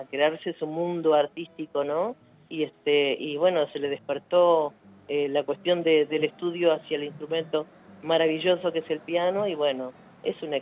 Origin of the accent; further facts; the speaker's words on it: La Plata, Buenos Aires Province, Argentina; soy más platense